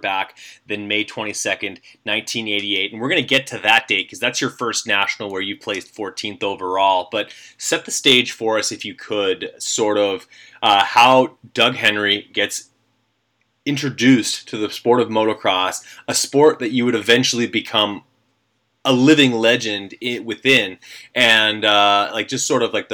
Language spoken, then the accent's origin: English; Canada; I'm Canadian